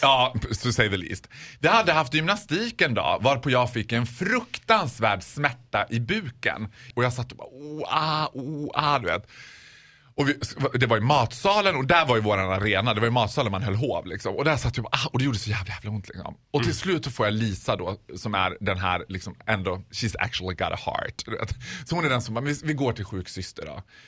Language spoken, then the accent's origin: Swedish; Borlänge, Dalarna County, Sweden; also born or lived in Falun; Jag är ju från Borlänge och mitt hjärta är alltid i Bålänge